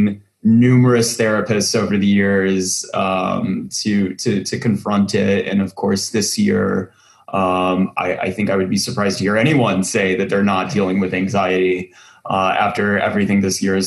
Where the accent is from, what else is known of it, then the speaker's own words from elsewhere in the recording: Central Texas, United States; I grew up in Central Texas